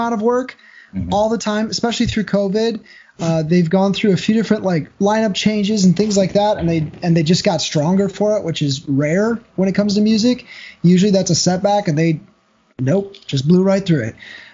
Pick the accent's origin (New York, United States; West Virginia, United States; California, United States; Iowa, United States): Iowa, United States; now in Phoenix, United States; I grew up in Iowa